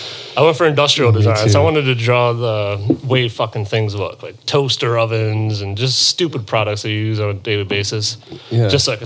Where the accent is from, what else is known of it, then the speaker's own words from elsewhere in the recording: Chesterfield, Michigan, United States; English is a second language; also born or lived in Hungary; I'm from Chesterfield, Michigan. Originally from Hungary in Europe.